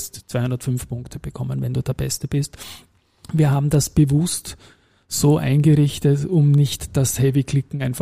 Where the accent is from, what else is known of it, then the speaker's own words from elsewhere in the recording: Austria; bin natürlich saustolz gewesen, das in der Dachregion als Österreicher zweimal gewonnen zu haben.